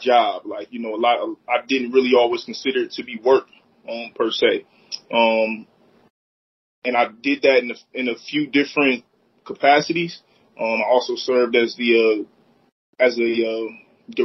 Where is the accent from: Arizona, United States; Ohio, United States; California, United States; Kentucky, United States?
Ohio, United States; Akron; also born or lived in Copley, Ohio; I'm born and raised here in Akron, Ohio